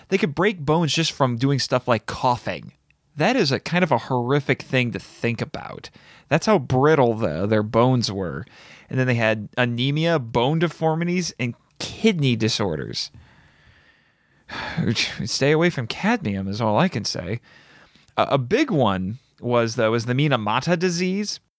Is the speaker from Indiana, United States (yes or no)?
yes; Indiana, United States; growing up in Indiana all my life, not nearby any huge cities